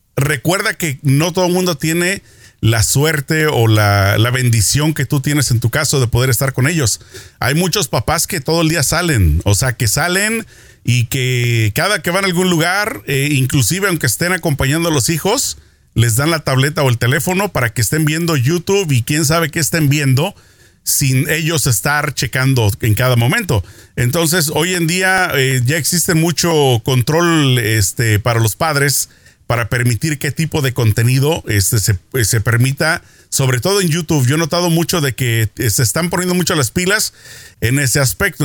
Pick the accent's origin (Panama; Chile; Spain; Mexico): Mexico; now in Los Angeles, United States; mi niñez en México